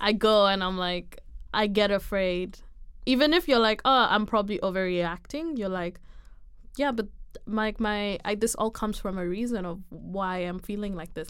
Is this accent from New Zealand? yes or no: no; Kenya; moved away as an adult; I am Kenyan